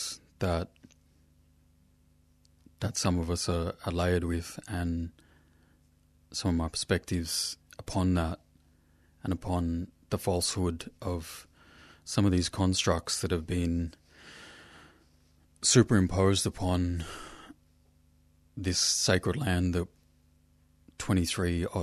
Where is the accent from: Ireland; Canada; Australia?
Australia; In Western language, I'm from Yota Yota country